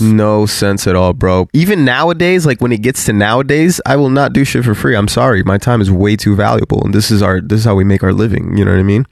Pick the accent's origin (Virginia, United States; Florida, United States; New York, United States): Florida, United States; South; we're from South Florida